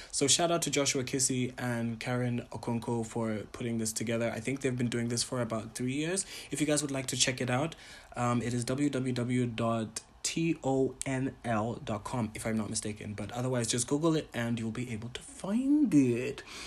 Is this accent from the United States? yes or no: no; Botswana; also born or lived in Ghana / Tanzania; I am a Ghanaian, Tanzanian, Pan-African, entertainer, curator, and entrepreneur from Botswana